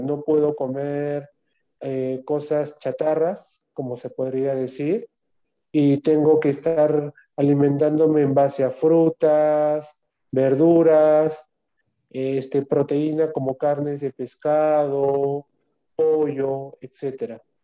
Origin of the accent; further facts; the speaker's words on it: Arequipa, Peru; moved away as an adult; yo vengo de la Ciudad Blanca y he dejado ahí familia, amigos, trabajo, toda una vida ya hecha